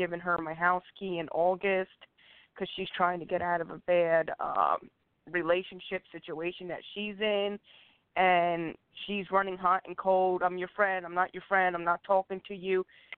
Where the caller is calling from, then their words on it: Pennsylvania, United States; I'm calling from Pennsylvania.